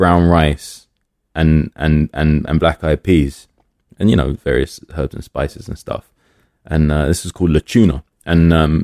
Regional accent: London, United Kingdom; I grew up in Willesden

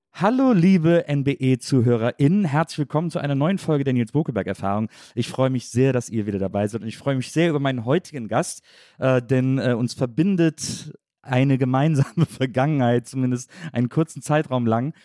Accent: Rhineland, Germany; also born or lived in Munich; ich bin Rheinländer

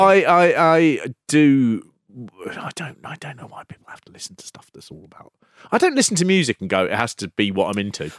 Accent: London, United Kingdom; I am from North London

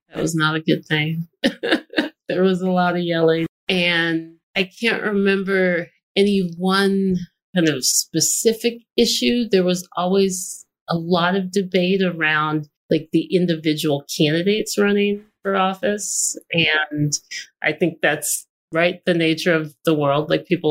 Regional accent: Austin, Texas, United States; moved away as an adult; also born or lived in Washington, D.C.; I wasn't born here, but I got here as fast as I could. I moved to Austin when I was 5 years old and did all of my public schooling here in Austin, and then left for 23 years

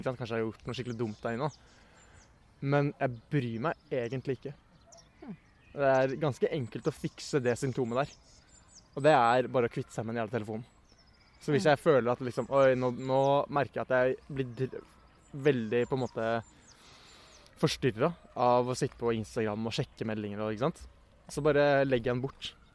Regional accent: Oslo, Norway; jeg vokste opp på Bjølsen eh, fram til jeg var sånn ti

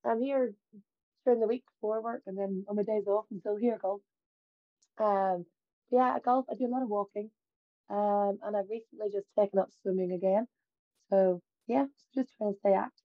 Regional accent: Ballymoney, Northern Ireland, United Kingdom; I'm from Ballymoney, which is about 12 miles away from Portrush.

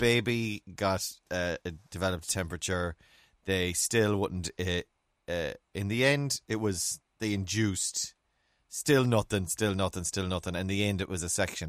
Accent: Ireland; Me being typically Irish

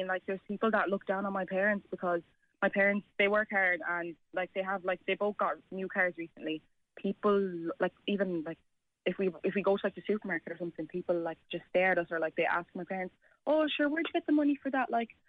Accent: Ireland; Like, I was born and raised here, and I'd like to think of myself as an Irish person, and I don't need other people to tell me I'm not

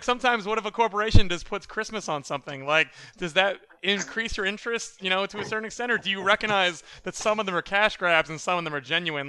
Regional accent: East Coast, United States; now in Los Angeles, United States; I'm from the East Coast, as you know. I've had plenty of winters.

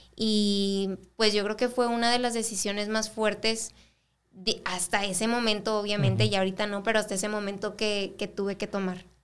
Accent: El Paso, Texas, United States; also born or lived in Ciudad Juárez, Mexico; yo nací aquí en El Paso

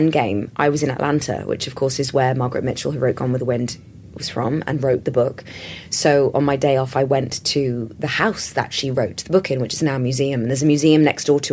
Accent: London, United Kingdom; me growing up in London in the 80s

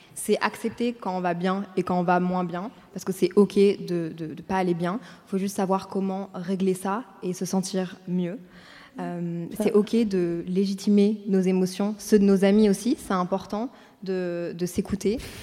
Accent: Brussels, Brussels-Capital Region, Belgium; moved away as an adult; also born or lived in Paris / Montreal; j'ai 24 ans, je viens de Bruxelles

